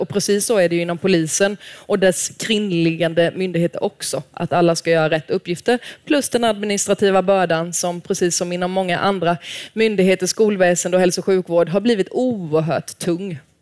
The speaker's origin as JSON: {"language": "Swedish", "region": "Småland", "country": "Sweden", "said": "jag är smålänning"}